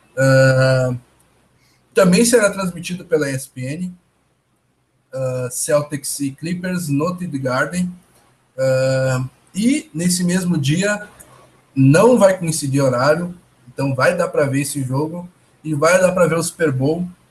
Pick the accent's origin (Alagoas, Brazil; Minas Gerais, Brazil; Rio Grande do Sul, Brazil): Rio Grande do Sul, Brazil; Porto Alegre; não sou de São Paulo, sou do, de Porto Alegre, no Rio Grande do Sul. Nota-se pelo meu sotaque